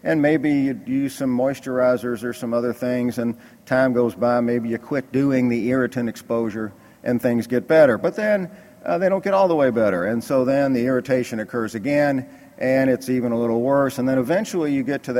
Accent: Kentucky, United States; I'm from Kentucky

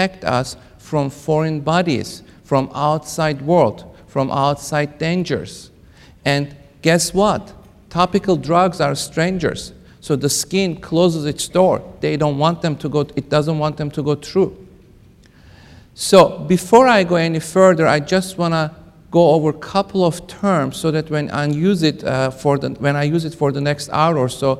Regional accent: Kentucky, United States; I am from Kentucky

